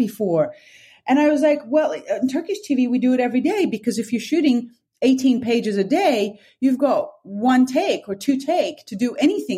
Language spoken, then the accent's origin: English; Sydney, New South Wales, Australia; moved away as an adult; also born or lived in Turkey / London; I was born and raised in Australia and then moving to Turkey at that age.